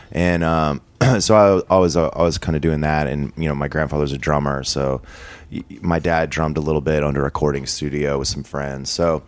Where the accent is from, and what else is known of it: Las Vegas, Nevada, United States; born or raised there